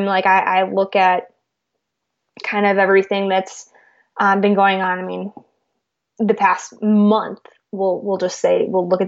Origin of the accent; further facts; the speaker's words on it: California, United States; now in Missouri, United States; I grew up in California